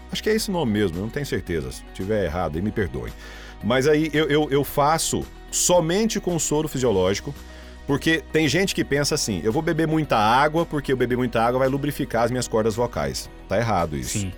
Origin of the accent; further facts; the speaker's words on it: Caçu, Goiás, Brazil; now in Rio Verde, Brazil; a minha cidade natal, Caçu